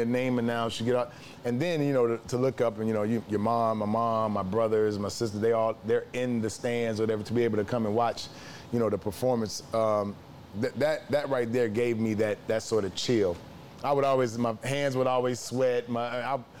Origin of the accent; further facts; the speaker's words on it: Memphis, Tennessee, United States; I'm from Memphis, Tennessee